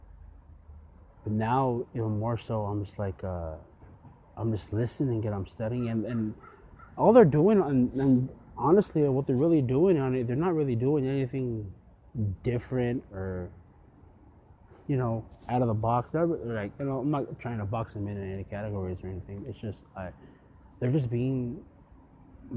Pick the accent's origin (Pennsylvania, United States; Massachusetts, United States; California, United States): California, United States; San Jose; growing up in the West Coast here in San Jose